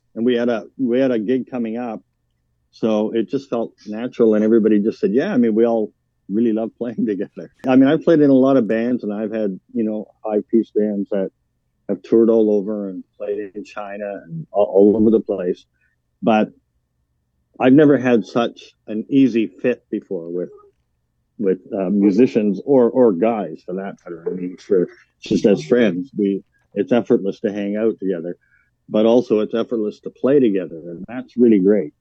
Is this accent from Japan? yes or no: no; Vancouver Island, British Columbia, Canada; moved away as an adult; also born or lived in Yukon; now in Winnipeg, Canada; I grew up on Vancouver Island